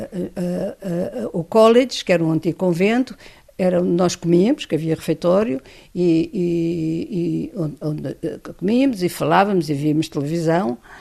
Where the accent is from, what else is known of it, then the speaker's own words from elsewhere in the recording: Portugal; moved away as an adult; Eu sou totalmente analfabeta, venho de Portugal